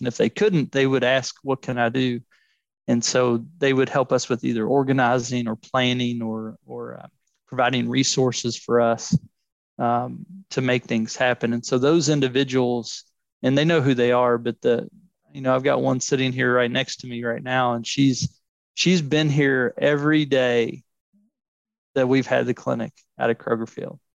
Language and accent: English; Louisville, Kentucky, United States; I'm from Louisville originally, um, and I grew up playing